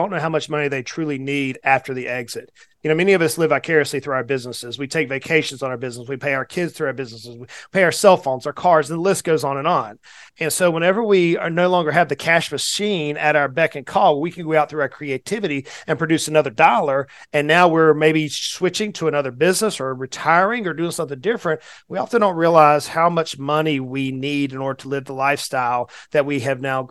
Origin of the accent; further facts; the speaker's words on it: Southeast United States, United States; I'm a little bit of a country boy, born and raised in the Southeast United States.